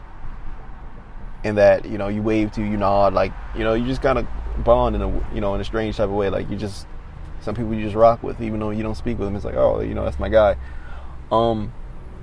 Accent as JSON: {"language": "English", "region": "Maryland", "country": "United States", "said": "I'm from Maryland"}